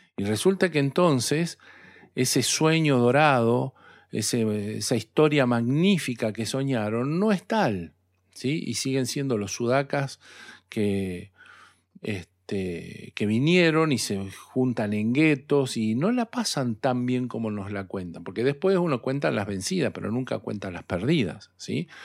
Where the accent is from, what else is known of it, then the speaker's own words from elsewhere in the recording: Argentina; Dios me trajo a este lugar y no se equivocó cuando Dios me trajo a este lugar. Y cuando yo tuve hijos en este lugar